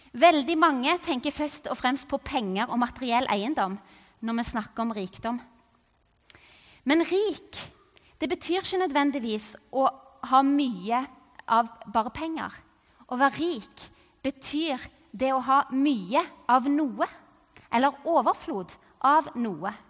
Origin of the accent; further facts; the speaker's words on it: Cameroon; Og jeg vokste opp i Kamerun i Vest-Afrika.